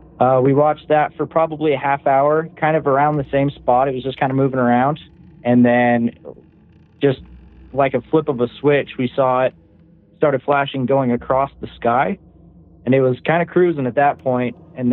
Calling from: Clearfield, Utah, United States; I'm calling from Clearfield, Utah.

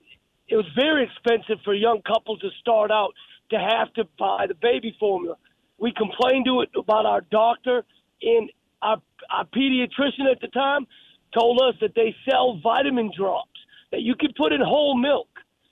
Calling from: South Carolina, United States; in South Carolina.

